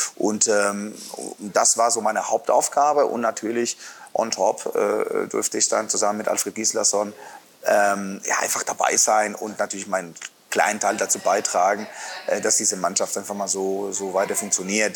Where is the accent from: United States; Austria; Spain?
Spain; Santander, Cantabria; now in Erlangen, Germany; an der Nordküste in Santander